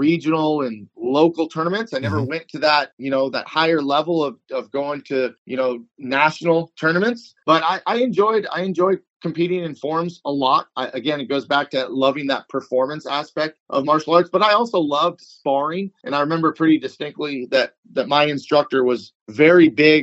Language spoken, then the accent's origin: English; Newbury Park, California, United States; also born or lived in Thousand Oaks, California; Bill Poet had a school in Newbury Park, California. That's my hometown.